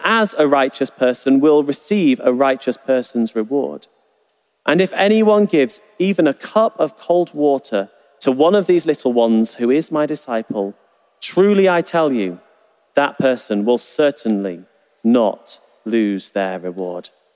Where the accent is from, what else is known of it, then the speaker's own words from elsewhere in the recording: England, United Kingdom; we're from England